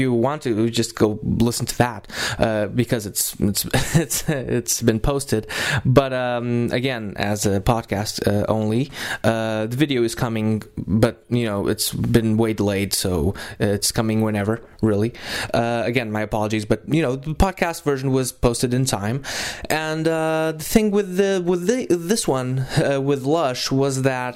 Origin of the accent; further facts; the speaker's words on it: Lisbon, Portugal; we are originally from Lisbon and are in Lisbon right now